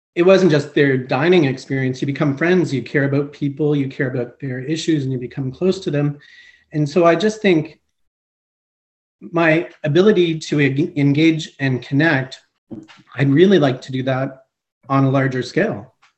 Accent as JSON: {"language": "English", "town": "Montreal", "region": "Quebec", "country": "Canada", "tie": "born or raised there", "also_born_or_lived": "Eastern Canada / Greater Toronto Area", "moved": "yes", "lives_now": "Guelph, Canada", "said": "I am originally from Montreal, Quebec. I grew up uh, Eastern"}